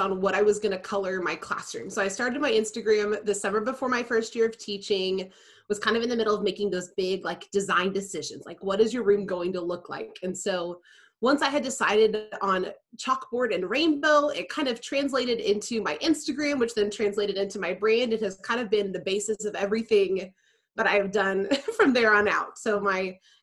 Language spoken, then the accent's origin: English; Tulsa, Oklahoma, United States; now in Oklahoma City, United States; I grew up in Tulsa as well